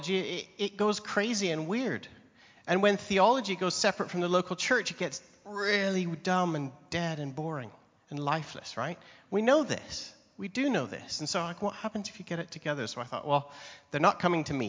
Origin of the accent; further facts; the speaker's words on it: Canada; moved away as an adult; now in England, United Kingdom; I'm Canadian. I was visiting my home country